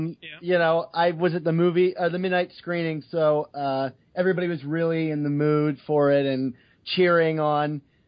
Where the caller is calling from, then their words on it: Maryland, United States; I'm calling from Maryland.